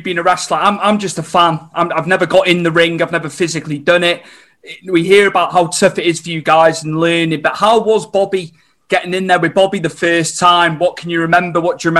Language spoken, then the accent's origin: English; Wales, United Kingdom; Obviously, I'm from Wales.